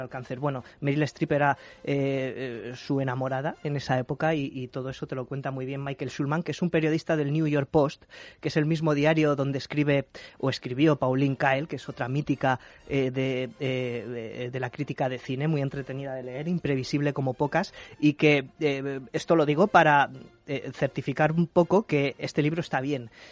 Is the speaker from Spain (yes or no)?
yes; Spain; nosotros como españoles